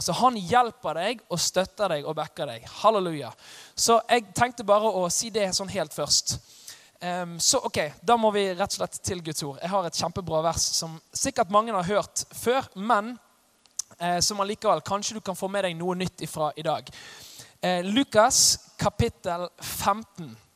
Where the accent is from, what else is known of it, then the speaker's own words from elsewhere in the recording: Os, Vestland, Norway; Jeg kommer fra Os. Eh, litt sør for Bergen